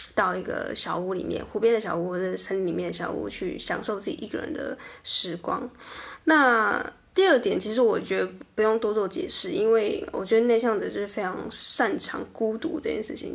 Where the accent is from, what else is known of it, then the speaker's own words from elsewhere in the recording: southern Taiwan, Taiwan; moved away as an adult; also born or lived in Taipei; 因为我在台北上班过一阵子，那因为我是南部人